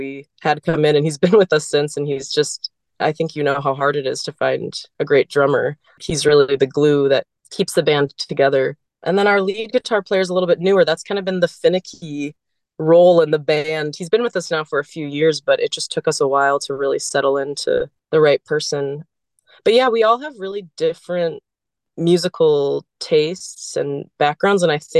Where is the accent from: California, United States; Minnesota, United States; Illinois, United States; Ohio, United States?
Minnesota, United States; St. Louis Park; born there; also born or lived in San Antonio, Texas / Atlanta, Georgia / Boston, Massachusetts; I was born in Minnesota in St. Louis Park, but I moved pretty soon after to San Antonio, Texas. I lived there for 5 years, and then my family moved to Georgia, a suburb of Atlanta.